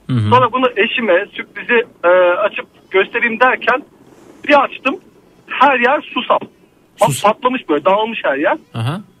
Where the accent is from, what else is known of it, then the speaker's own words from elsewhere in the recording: Elazığ, Elazığ Province, Turkey; now in Istanbul, Turkey; ben Elazığlıyım.